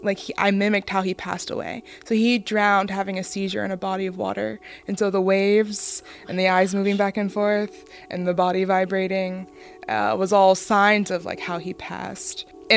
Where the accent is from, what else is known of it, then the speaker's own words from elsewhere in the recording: Cincinnati, Ohio, United States; I grew up on the west side, actually.